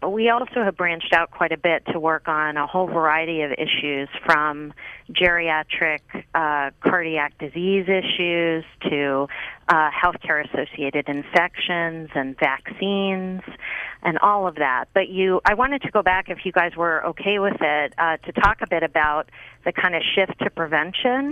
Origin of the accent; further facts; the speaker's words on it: Pittsburgh, Pennsylvania, United States; I grew up in Pittsburgh, Pennsylvania